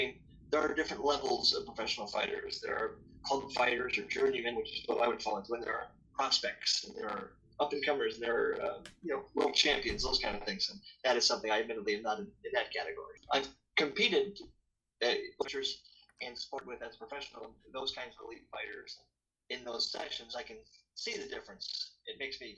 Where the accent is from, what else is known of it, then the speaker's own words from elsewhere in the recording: near Saratoga Springs, New York, United States; moved away; Saratoga Springs, which was 20 minutes from my hometown